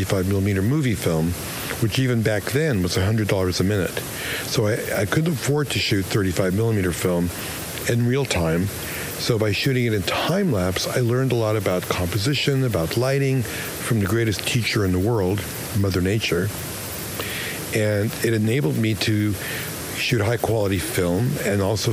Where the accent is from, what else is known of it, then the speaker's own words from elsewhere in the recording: New York City, New York, United States; moved away as an adult; also born or lived in Los Angeles; I grew up in Brooklyn.